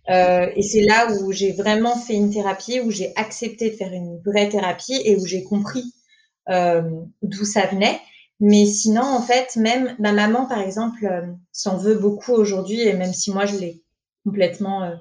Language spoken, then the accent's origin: French; Paris, Île-de-France, France; moved away as an adult; now in Nantes, France; je suis une Parisienne de base. On a déménagé avec mon copain à Nantes en octobre.